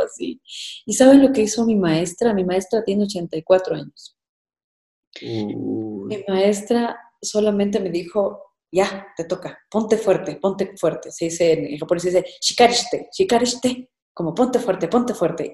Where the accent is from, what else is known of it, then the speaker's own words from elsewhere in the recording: Ecuador; como ecuatorianos